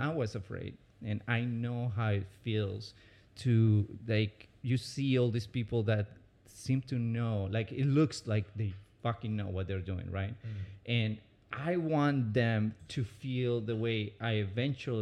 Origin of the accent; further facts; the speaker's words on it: Medellín, Antioquia, Colombia; English is a second language; moved away as an adult; also born or lived in Orlando, Florida; now in United States; I was born in Medellin, Colombia, one of the most dangerous cities actually in the 90s